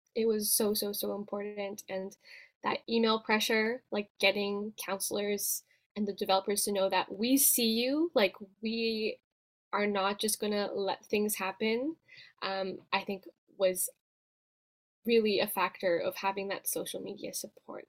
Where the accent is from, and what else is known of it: Vancouver, British Columbia, Canada; born or raised there